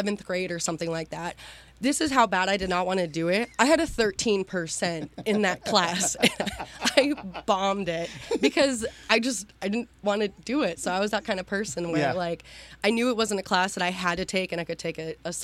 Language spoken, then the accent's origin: English; Waterford, Pennsylvania, United States; I grew up actually in a little town about 20 minutes south of Erie, Pennsylvania in Waterford